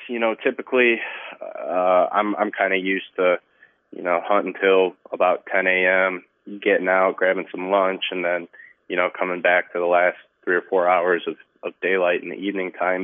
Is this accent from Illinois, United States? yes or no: yes; Illinois, United States; here in my home state of Illinois